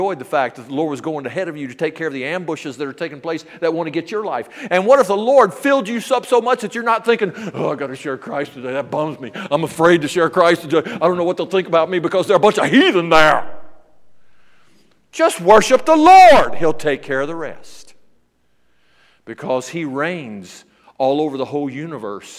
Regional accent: Memphis, Tennessee, United States; I was brought up in the South

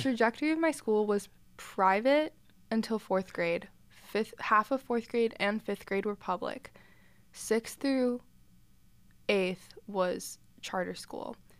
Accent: Greenville, South Carolina, United States; moved away as an adult; I'm from Greenville, South Carolina.

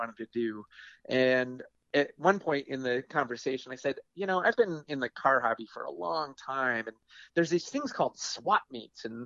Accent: East Coast, United States; now in Portland, United States; I'm out here in Portland, Oregon, but I'm originally from the East Coast but I moved out here in 93

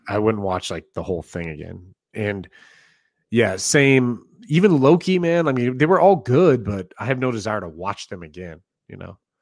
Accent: Kansas City, Missouri, United States; moved away; I'll show you around my hometown

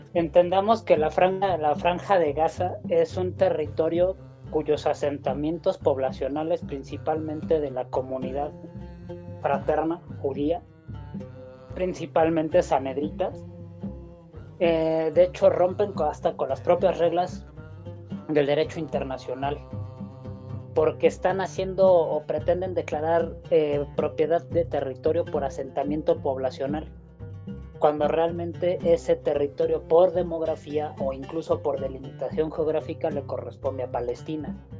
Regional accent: Mexico; Como judío mexicano

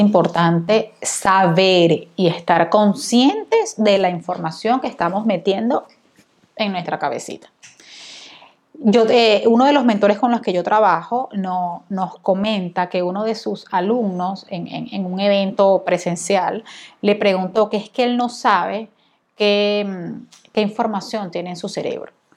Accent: Venezuela; yo soy venezolana

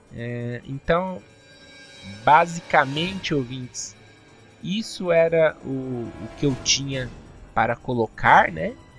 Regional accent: Brazil; como nós brasileiros

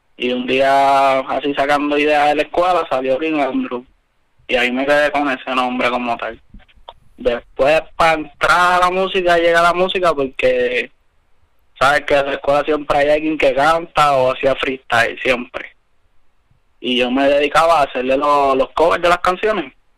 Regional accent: Ponce, Puerto Rico; Yo soy del sur de Ponce

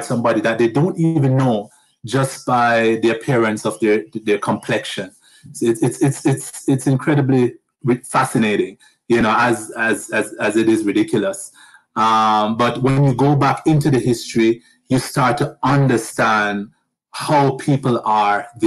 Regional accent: Jamaica; moved away as an adult; also born or lived in United States; now in Canada; But I'm originally from Jamaica.

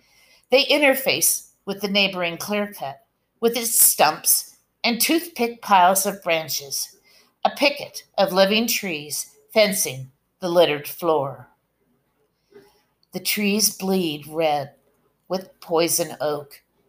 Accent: Medford, Oregon, United States; now in Gold Beach, United States; So I came from Medford and I moved to Gold Beach. It's about 3 hours apart

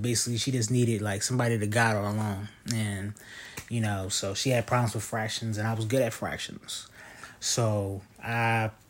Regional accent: Baltimore, Maryland, United States; I'm from West Baltimore. I'm 26 years old.

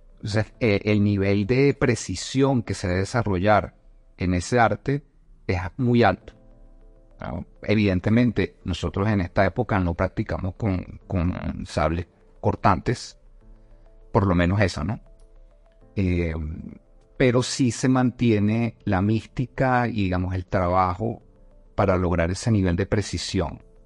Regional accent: Caracas, Capital District, Venezuela; moved away as an adult; now in Bogotá, Colombia; nací en Caracas. Este, sin embargo, también soy colombiano. Ya tengo nueve años acá en Bogotá.

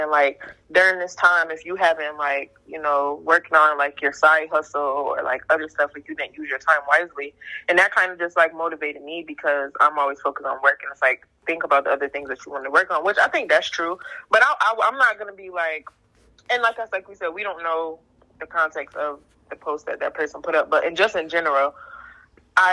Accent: Syracuse, New York, United States; moved away as an adult; now in Washington, D.C. area, United States; I'm from Syracuse, as you know. Born and raised in Syracuse, went to high school in Syracuse

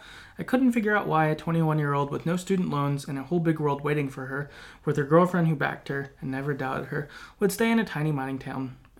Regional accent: Salem, United States; Also, I live in Salem. So in my head, that's where they ended up. I had to represent my hometown.

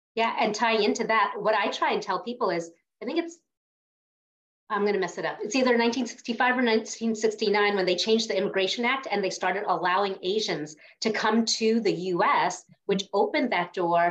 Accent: New York, United States; I grew up in New York

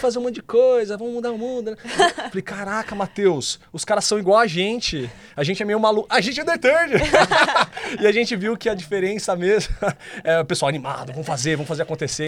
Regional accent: interior of São Paulo, Brazil; eu sou do interior de São Paulo

